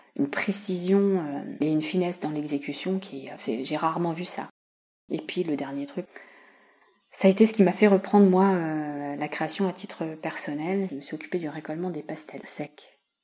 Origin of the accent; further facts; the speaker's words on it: Saint-Germain-en-Laye, Île-de-France, France; moved away as an adult; also born or lived in Fontenay-le-Fleury / Dijon; je suis native en fait de la région. Je suis née à Saint-Germain-en-Laye et euh, j'ai habité de très nombreuses années à quelques kilomètres d'ici, dans une ville qui s'appelle fontenay fleury